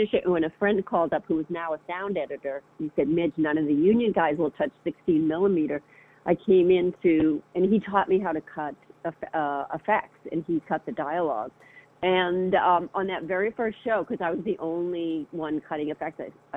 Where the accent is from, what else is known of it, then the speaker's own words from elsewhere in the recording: Boston, Massachusetts, United States; moved away as an adult; also born or lived in San Francisco / Southern California; I was from the Boston area, and so I moved to San Francisco